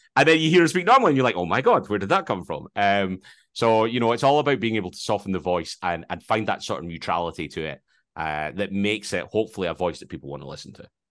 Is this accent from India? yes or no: no; Edinburgh, Scotland, United Kingdom; accent: Scottish